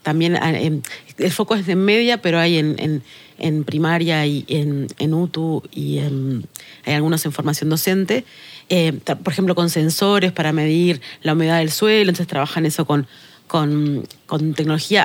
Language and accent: Spanish; Tacuarembó, Uruguay; soy del interior. Yo soy eh, de Tacuarembó, siempre lo digo, y, y, y, no solo soy de Tacuarembó